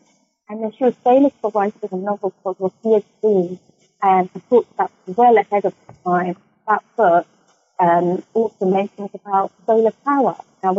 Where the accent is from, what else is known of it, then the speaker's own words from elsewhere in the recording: United Kingdom; Because we are British, but we also have our own identity, which we should be proud of.